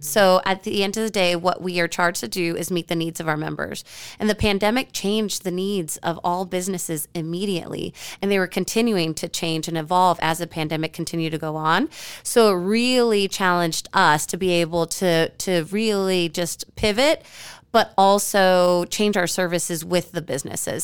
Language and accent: English; San Antonio, Texas, United States; also born or lived in Austin / Washington, D.C. / Midwest; now in Fort Worth, United States; San Antonio, my hometown